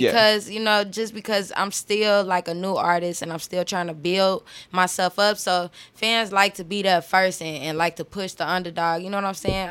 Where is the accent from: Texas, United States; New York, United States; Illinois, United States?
Illinois, United States; Chicago; Southside, 81st and King Drive